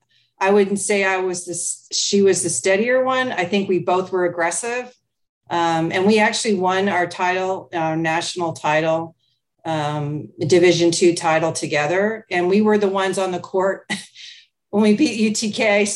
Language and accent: English; United Kingdom; I went to Germany. I went to Mexico. I'm from Europe. I'm from the UK.